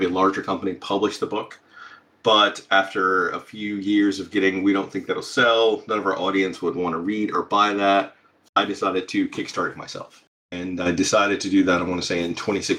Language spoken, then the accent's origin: English; Alabama, United States; growing up in Alabama